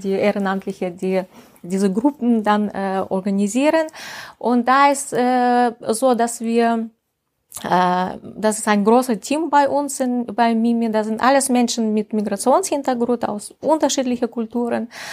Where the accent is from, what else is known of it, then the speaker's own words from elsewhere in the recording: deep provinces near the Urals, Russia; German is a second language; moved away as an adult; also born or lived in St. Petersburg, Russia / Estonia; now in Germany; ich komme aus Russland, aus dem tiefen Provinz in der Nähe von Ural.